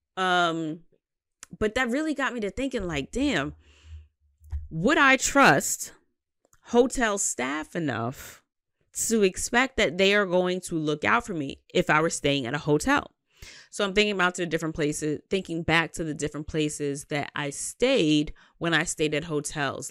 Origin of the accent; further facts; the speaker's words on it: New York City, New York, United States; I'm a Queens bitch, Southside